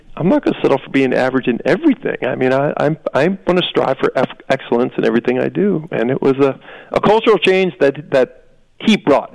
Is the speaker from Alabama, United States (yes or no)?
no; Wisconsin, United States; I grew up in Wisconsin watching the Badgers play